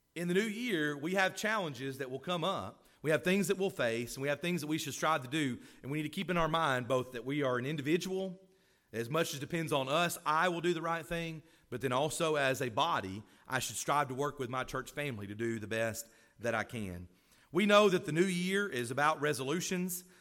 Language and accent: English; Florence, Alabama, United States; moved away; I grew up in Florence, Alabama